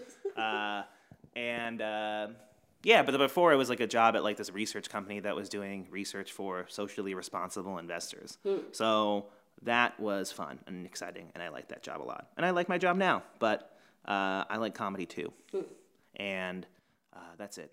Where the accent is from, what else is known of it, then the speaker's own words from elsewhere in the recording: New Jersey, United States; moved away as an adult; now in Boston, United States; I'm from New Jersey. And I lived in New Jersey up until I was like 22 years old.